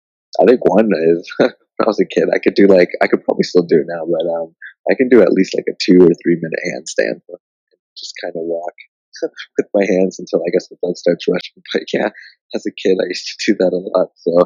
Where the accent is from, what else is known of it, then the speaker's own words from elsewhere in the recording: Harare, Zimbabwe; born there; I was born in Zimbabwe, the city of Harare.